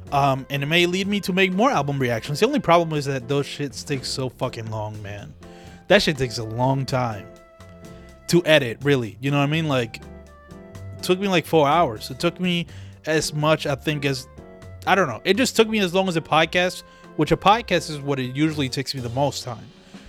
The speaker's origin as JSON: {"language": "English", "town": "Philadelphia", "region": "Pennsylvania", "country": "United States", "said": "but fuck it, I'm from Philly, let me play some Philly shit for you"}